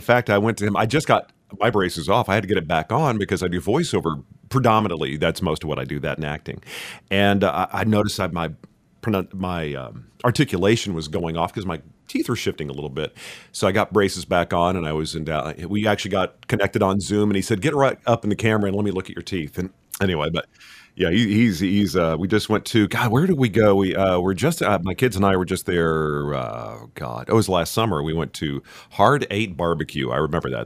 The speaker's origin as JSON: {"language": "English", "town": "Richardson", "region": "Texas", "country": "United States", "said": "I'm originally from Richardson"}